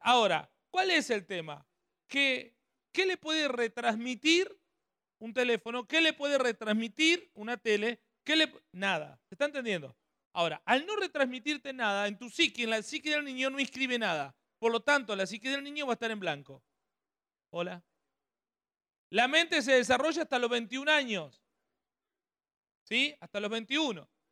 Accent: Ramallo, Buenos Aires Province, Argentina; now in San Pedro, Argentina; somos nacidos en Ramallo, provincia de Buenos Aires

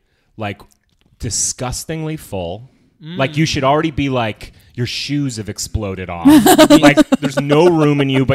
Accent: New Jersey, United States; born there; also born or lived in Massachusetts; I was born in New Jersey, but my dad was like New York, New Jersey, and Italian. And so even when we moved to Massachusetts, we used to like seek out bakeries in New York

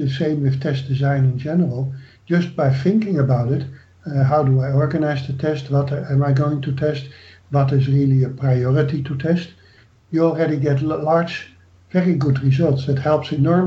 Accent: Netherlands; moved away; I am from the Netherlands

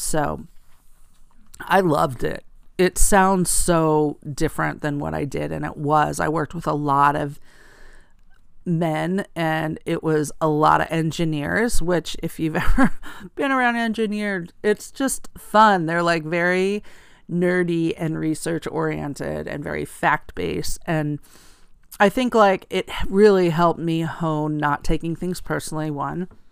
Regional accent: rural area outside of Allentown, Pennsylvania, United States; I grew up in eastern Pennsylvania in a rural area outside of Allentown, Pennsylvania

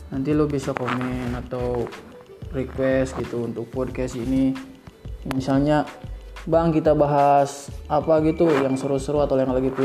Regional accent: Bogor, West Java, Indonesia; gue kan dari Bogor juga dari Sunda jadi sedikit-sedikit bahasa halus bahasa kasar insya Allah mumpuni lah

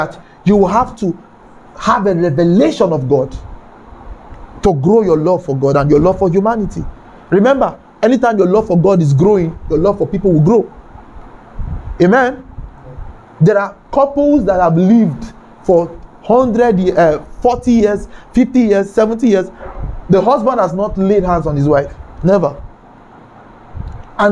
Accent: Kano, Kano State, Nigeria; I grew up in Kano, by the way. I was born there and I grew up there.

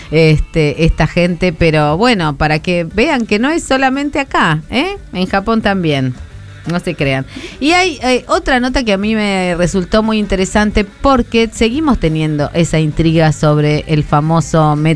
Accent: Flores, Buenos Aires, Argentina; born there; also born or lived in Moreno; now in Mendoza, Argentina; Yo que nací en Flores, me mudé a Moreno y después a Mendoza, puedo decir que la línea del oeste es la que arde

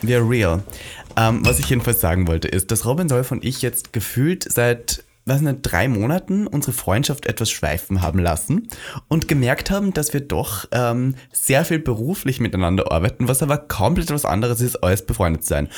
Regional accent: Austria; Wir als Österreicher

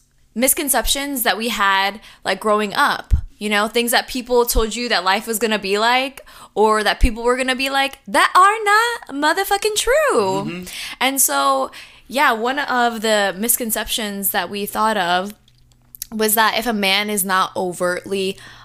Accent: Jamaica; we're Jamaican.

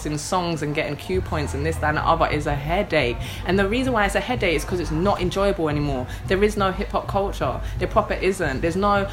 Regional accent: London, United Kingdom; also born or lived in Manchester; I first came to London out of my mother's womb in 1991, because I'm from Tottenham

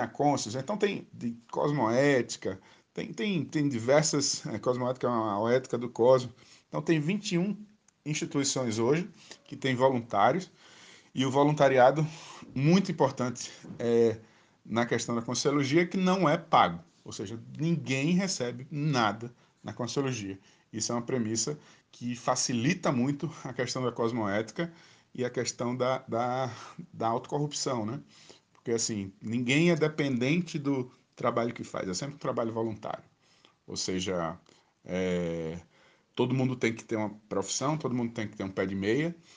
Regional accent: Maceió, Alagoas, Brazil; now in Brasília, Brazil; Sou natural de Maceió

